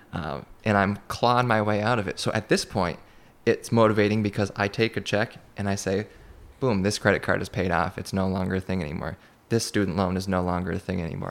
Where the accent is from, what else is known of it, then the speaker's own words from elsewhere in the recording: Madrid, New York, United States; growing up in Madrid